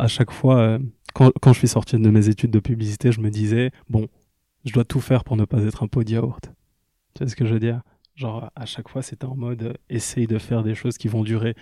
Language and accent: French; Kinshasa, DR Congo; now in Liège, Belgium; je suis né en Belgique, mais j'ai grandi à Kinshasa. Puis je suis revenu en Belgique, à Liège toujours